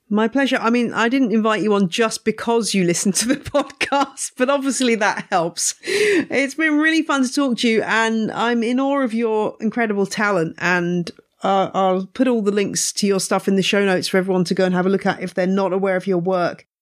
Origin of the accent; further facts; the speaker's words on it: England, United Kingdom; also born or lived in Louisiana; as an English person arriving